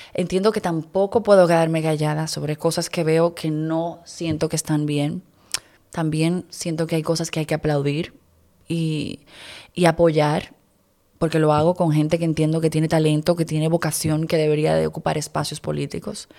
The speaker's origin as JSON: {"language": "Spanish", "country": "Dominican Republic", "said": "yo soy una hija de la República Dominicana"}